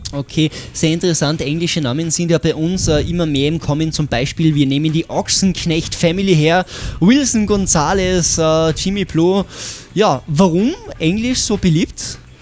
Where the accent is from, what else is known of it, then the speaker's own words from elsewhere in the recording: Austria; bei uns in Österreich